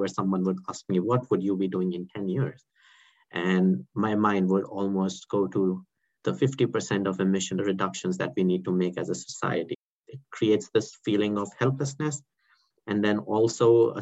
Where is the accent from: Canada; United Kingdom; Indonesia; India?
India; New Delhi, Delhi; moved away; I originally come from New Delhi, India